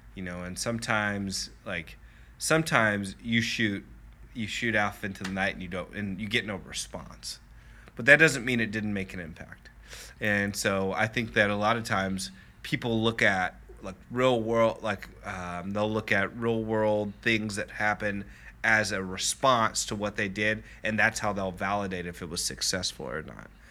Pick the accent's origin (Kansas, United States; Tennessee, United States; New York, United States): Kansas, United States; Lenexa; I grew up in Lenexa and very middle class family